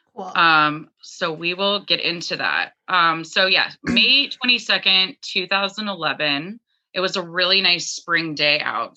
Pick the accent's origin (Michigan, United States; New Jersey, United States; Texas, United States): Texas, United States; Dallas; moved away as an adult; now in Maine, United States; I was born in Dallas, Texas